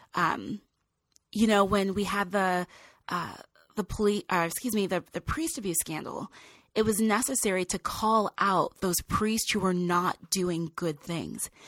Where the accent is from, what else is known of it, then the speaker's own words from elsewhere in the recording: Loma Linda, California, United States; I grew up in, in Loma Linda, California, beautiful community